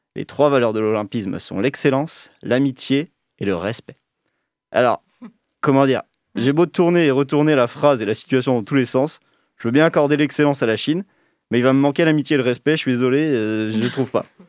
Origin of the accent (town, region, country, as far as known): France